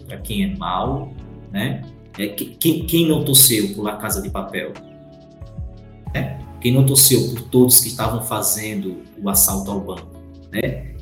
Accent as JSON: {"language": "Portuguese", "country": "Brazil", "said": "a gente é brasileiro"}